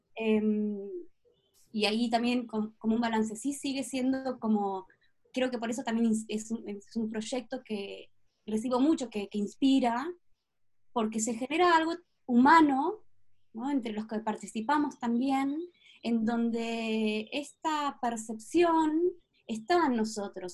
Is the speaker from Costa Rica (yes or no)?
no; Patagonia, Argentina; moved away; also born or lived in Buenos Aires, Argentina; Nací y crecí en Patagonia, Argentina